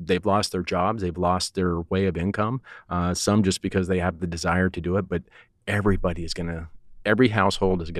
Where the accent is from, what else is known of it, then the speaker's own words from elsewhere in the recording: Colorado, United States; now in Texas, United States; I'm from Colorado, but I've acclimated to Texas